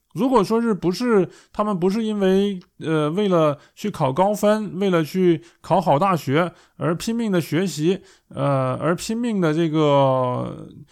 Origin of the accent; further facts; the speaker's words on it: China; now in Germany; 我们在中国